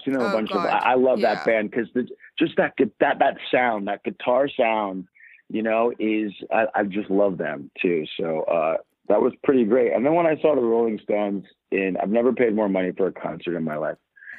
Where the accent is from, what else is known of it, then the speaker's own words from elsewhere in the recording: New Jersey, United States; because I grew up in New Jersey a little bit.